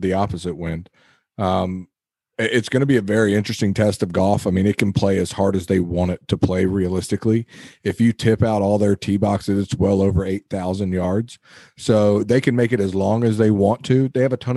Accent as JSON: {"language": "English", "town": "Charleston", "region": "South Carolina", "country": "United States", "said": "I'm from Charleston"}